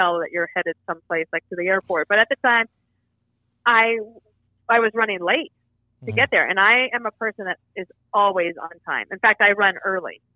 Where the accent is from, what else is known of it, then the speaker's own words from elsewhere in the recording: Colorado, United States; moved away as an adult; also born or lived in Wyoming; I was born in Wyoming, but grew up in Colorado.